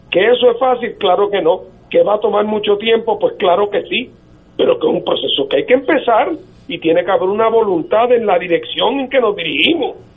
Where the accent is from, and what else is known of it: Puerto Rico